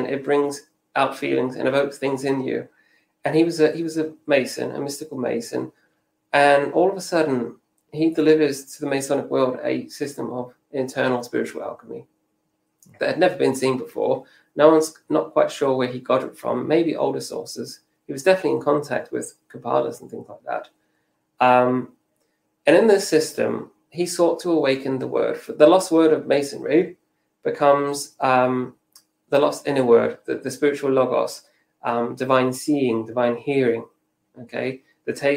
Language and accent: English; New Zealand; I'm half Maori from New Zealand